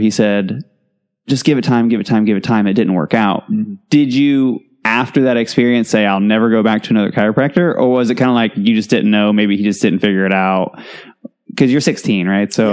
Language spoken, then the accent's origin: English; Indiana, United States; moved away; we're both from Indiana